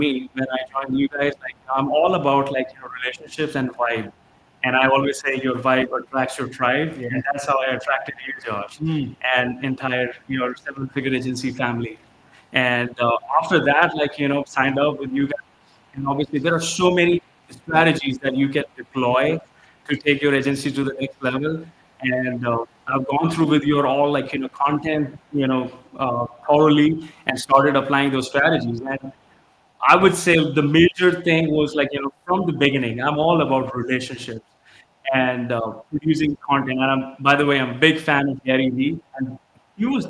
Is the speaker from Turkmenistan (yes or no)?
no; India; moved away as an adult; now in United States; I born and raised in India, came to the US in 2015 with my wife